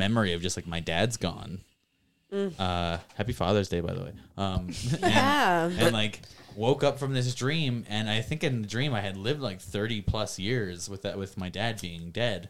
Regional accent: United States; being American

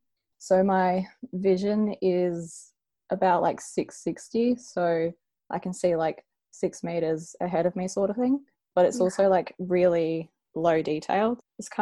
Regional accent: Adelaide, South Australia, Australia; So, I'm from Adelaide and I'm 24.

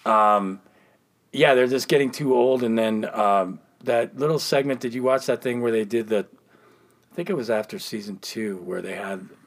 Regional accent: California, United States; Growing up in California

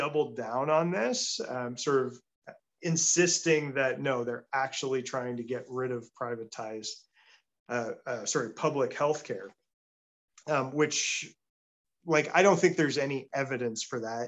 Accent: Peterborough, Ontario, Canada; my hometown of Peterborough

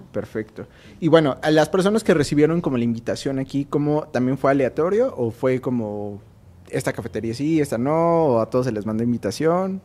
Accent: Mexico; así somos los mexicanos

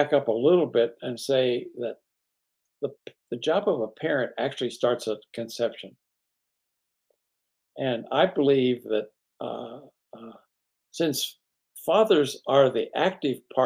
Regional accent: East Coast, United States; I grew up on the East Coast

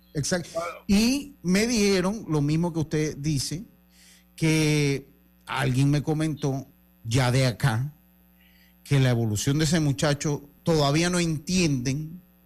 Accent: Panama; como buenos panameños

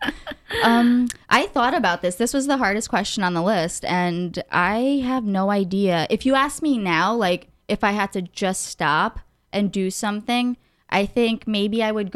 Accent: North Macedonia; now in United States; I'm an immigrant. Yeah. I was born in Macedonia.

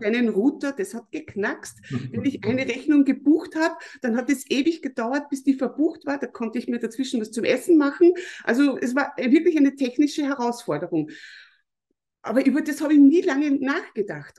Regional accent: Mostviertel, Lower Austria, Austria; ich komme aus Österreich, ich komme aus dem Mostviertel, das ist in Niederösterreich. Mhm. Ich bin hier auf einem Bauernhof aufgewachsen

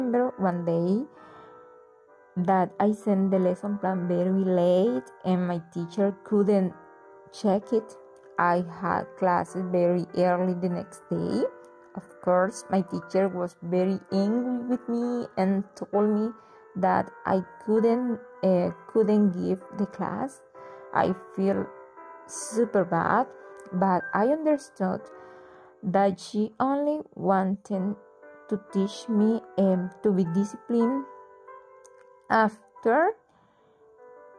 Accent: Cereté, Córdoba, Colombia; English is a second language; I was born in Cerité

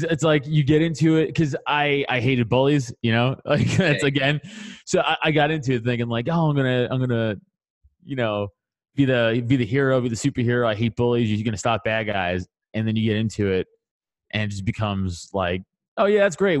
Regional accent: New York City, New York, United States; I'm from Staten Island, New York, so I grew up in the New York scene

